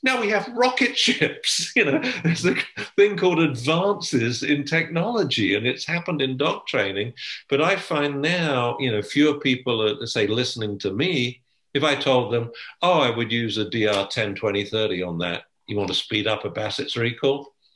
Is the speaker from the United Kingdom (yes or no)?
yes; England, United Kingdom; I'm English